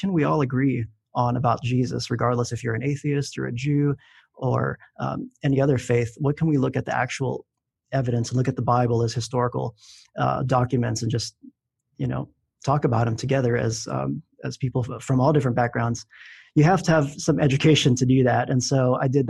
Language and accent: English; Philippines; moved away; I grew up in the Philippines